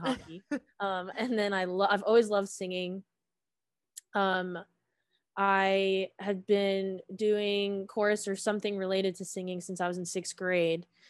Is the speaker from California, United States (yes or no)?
no; Suwanee, Georgia, United States; I am originally from Suwanee, Georgia, in Gwinnett County